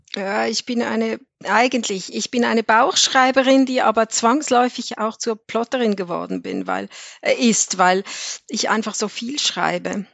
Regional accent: Switzerland; ich bin aus der Schweiz

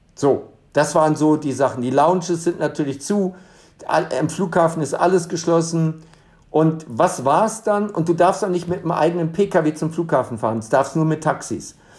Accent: Germany; now in Dubai, United Arab Emirates; als Deutscher

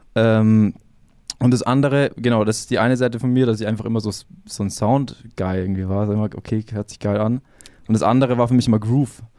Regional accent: Ingolstadt, Bavaria, Germany; ich bin aufgewachsen in Etting. Also kennt man ja Etting mhm. direkt hinter der Audi

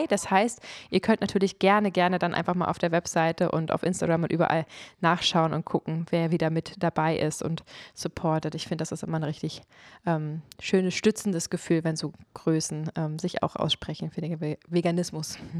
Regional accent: Germany; ich bin Deutsche

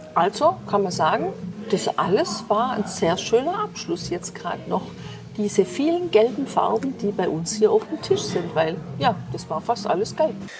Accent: Germany; bei uns in Deutschland

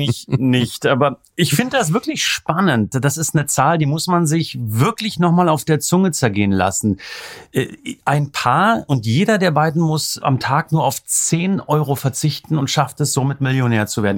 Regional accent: East Germany, Germany; bin ich im Osten groß geworden

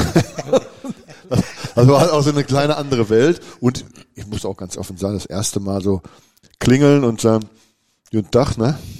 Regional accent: Bochum, North Rhine-Westphalia, Germany; moved away as an adult; now in Münster, Germany; ich komme ja aus Wattenscheid und Wattenscheid ist ja nun mal auch der Olympiastützpunkt

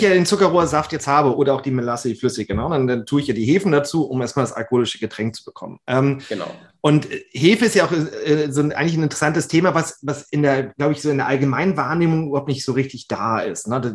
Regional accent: Flensburg, Schleswig-Holstein, Germany; ich komme aus Schleswig-Holstein, Flensburg, eine alte Rumstadt

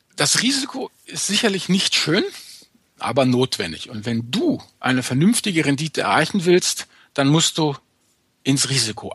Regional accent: Rhineland, Germany; um es mal als, als Rheinländer zu sagen

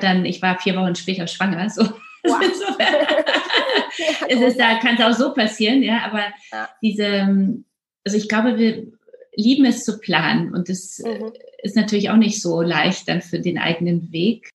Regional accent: Poland; now in Germany; ich komme ja aus Polen

